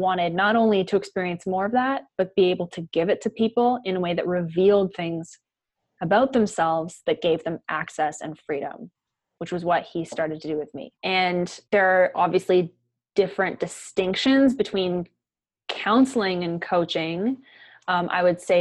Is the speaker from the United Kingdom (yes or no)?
no; White Rock, British Columbia, Canada; moved away as an adult; also born or lived in Victoria, Canada; now in Dallas, United States; I'm from White Rock, which is like an hour south of Vancouver, Canada, little beach town